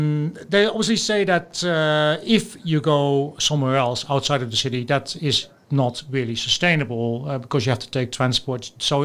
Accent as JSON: {"language": "English", "region": "Friesland", "country": "Netherlands", "tie": "born or raised there", "said": "the province where I was born in Friesland"}